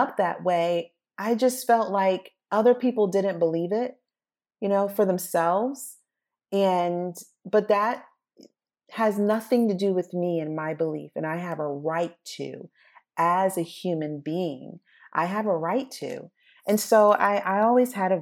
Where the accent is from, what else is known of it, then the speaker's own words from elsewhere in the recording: United States; I appreciate growing up in America